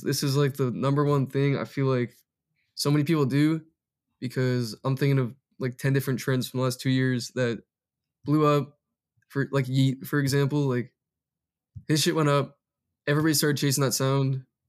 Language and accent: English; Massachusetts, United States; moved away as an adult; now in Los Angeles, United States; born and raised in Massachusetts